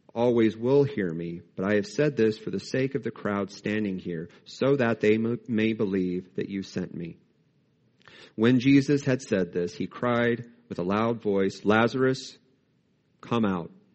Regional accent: United States; as American Christians

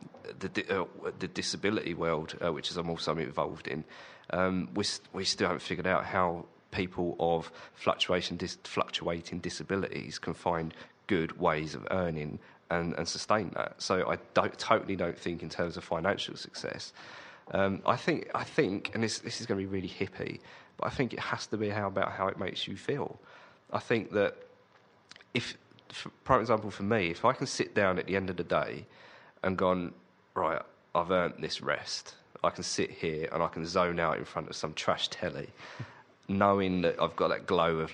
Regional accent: Sittingbourne, South East England, United Kingdom; I'm from just outside there, a town called Sittingbourne

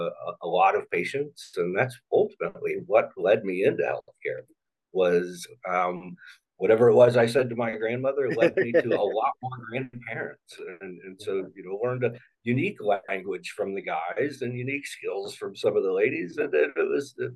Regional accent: Indianapolis, Indiana, United States; also born or lived in Cincinnati, Ohio / Louisville, Kentucky / Lexington, Kentucky; So I was born in Cincinnati. We did a little bit of moving around to parts of Kentucky, Louisville and Lexington, before settling pretty early in my life, so still preteen, in Indianapolis, and have been there since

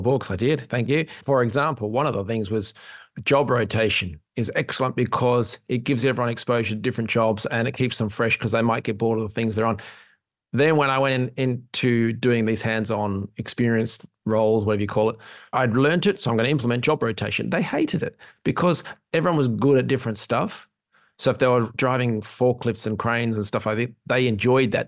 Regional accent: Australia; now in Ireland; I'm an Aussie in Ireland

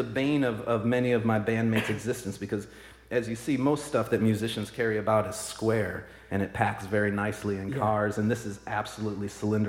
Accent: Minnesota, United States; moved away; I'm originally from Minnesota

